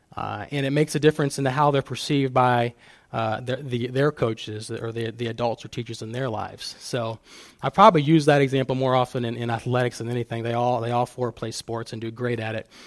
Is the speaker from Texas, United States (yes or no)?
no; Fostoria, Ohio, United States; growing up in Fostoria, small town, and everybody knows everybody